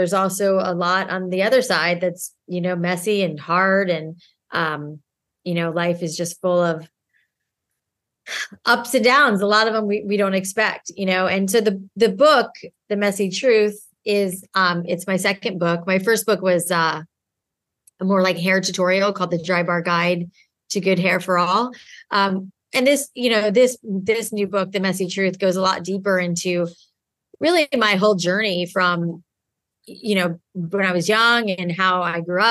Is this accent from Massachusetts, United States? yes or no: no; South Florida, United States; I grew up in South Florida where it was so humid